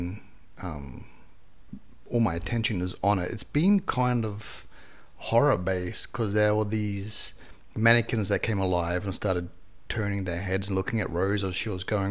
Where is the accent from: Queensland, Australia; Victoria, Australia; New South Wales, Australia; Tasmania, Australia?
Queensland, Australia; Brisbane; I'm from Brisbane, Queensland, Australia